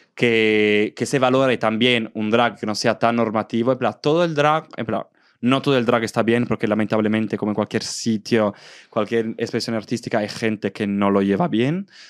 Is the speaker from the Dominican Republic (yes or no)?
no; Southern Italy, Italy; Spanish is a second language; moved away as an adult; also born or lived in Valencia, Spain; now in Madrid, Spain; mi pueblo ahora se ha convertido en uno de los pueblos más turísticos del sur de Italia